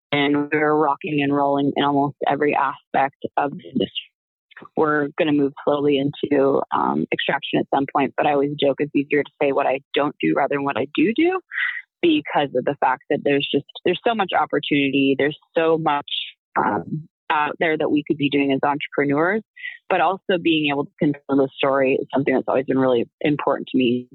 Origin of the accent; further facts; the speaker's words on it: Pacific Northwest, United States; moved away; I'm from the Pacific Northwest originally.